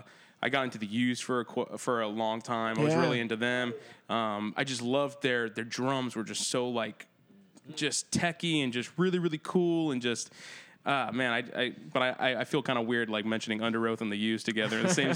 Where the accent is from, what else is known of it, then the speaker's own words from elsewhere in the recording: Ocala, Florida, United States; I grew up in Ocala, Florida.